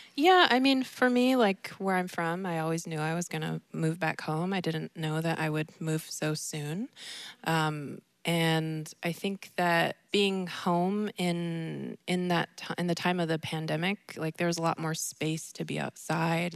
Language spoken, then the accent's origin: English; Washington, United States; I'm from Swinomish, and my family are all singers